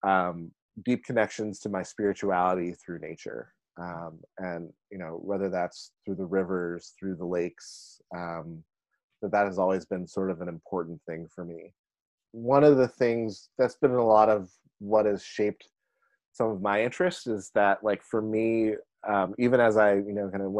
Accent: McKeesport, Pennsylvania, United States; I grew up in McKeesport, which is on the east side of Pittsburgh

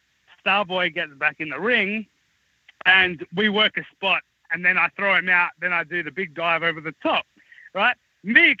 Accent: Australia; being Australian

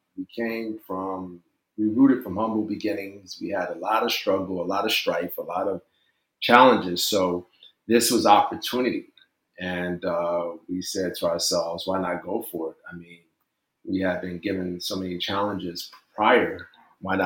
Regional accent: Newark, New Jersey, United States; I'm from Newark, New Jersey. I grew up not too far from Seton Hall University.

